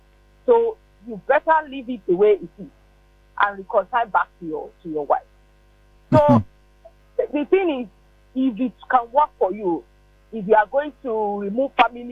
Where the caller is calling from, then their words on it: Lagos, Nigeria; I'm calling from Lagos.